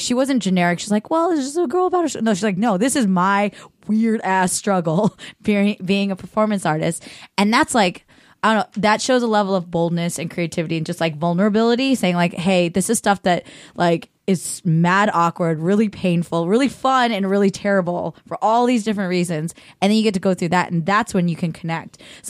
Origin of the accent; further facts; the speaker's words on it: United States; Like, you know, being Korean American, we're the highest in the freaking world of liquor consumption.